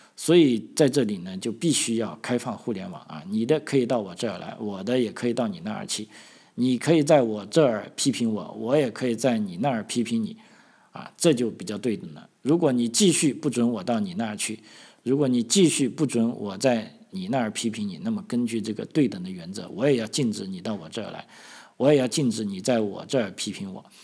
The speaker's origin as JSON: {"language": "Chinese", "country": "China", "moved": "yes", "lives_now": "Australia", "said": "我们中国人"}